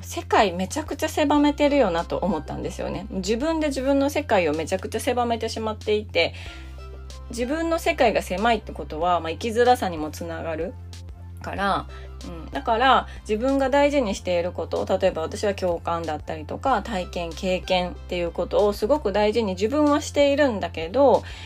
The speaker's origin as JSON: {"language": "Japanese", "country": "Japan", "tie": "born or raised there", "said": "日本で生まれて育った私"}